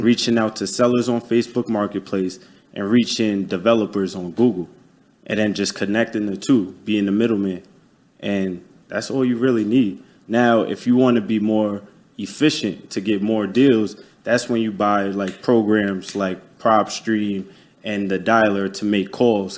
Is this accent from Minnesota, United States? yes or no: no; New York City, New York, United States; moved away as an adult; now in Tampa, United States; I'm from Staten Island, New York you know, born and raised. I'm based out in Tampa, Florida now